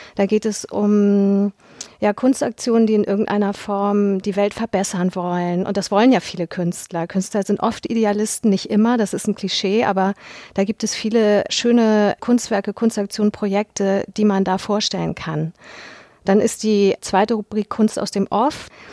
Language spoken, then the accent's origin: German; Hamburg, Germany; bin 1976 geboren in Hamburg